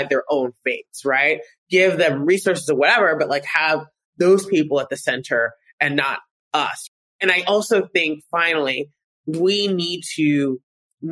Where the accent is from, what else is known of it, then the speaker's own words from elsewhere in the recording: United States; I'm American with a Harvard law degree